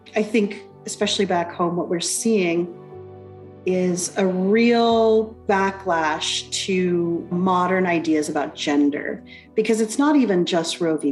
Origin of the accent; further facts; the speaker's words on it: United States; moved away as an adult; now in Alberta, Canada; my home country, the United States, uh, where I first began this work.